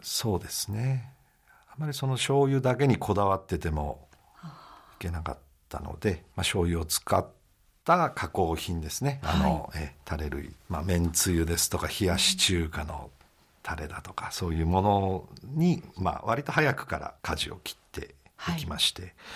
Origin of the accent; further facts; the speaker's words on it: Tatebayashi, Gunma, Japan; 中学まで館林で親と一緒にいたんですけど、まあ、高校から